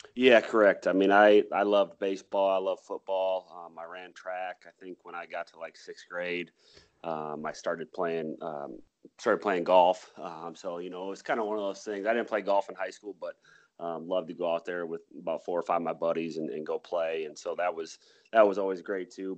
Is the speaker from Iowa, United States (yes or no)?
yes; Mason City, Iowa, United States; also born or lived in Lake Mills, Iowa; I was born in Lake Mills, Iowa, um, and then I went um, and we moved actually to Mason City when I was about four years old.